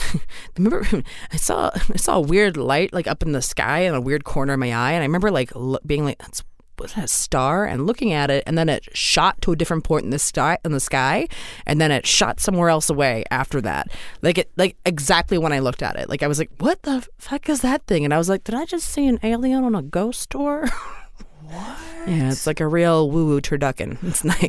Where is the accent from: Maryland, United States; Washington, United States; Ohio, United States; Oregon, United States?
Maryland, United States; I'm from Maryland originally